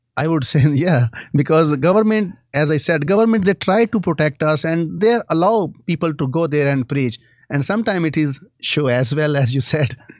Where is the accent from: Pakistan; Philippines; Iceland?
Pakistan; I have grown up seeing all these things in my country